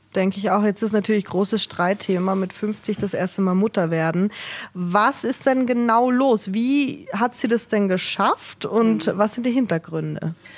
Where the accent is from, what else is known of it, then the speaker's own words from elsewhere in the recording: Germany; Bei uns in Deutschland